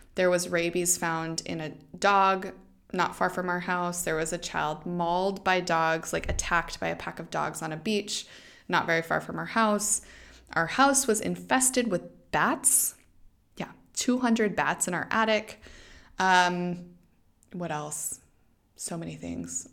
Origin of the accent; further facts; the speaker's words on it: Idaho, United States; moved away as an adult; also born or lived in Dominican Republic / Vietnam / Ohio / Thailand; now in Portugal; back to Idaho, my hometown.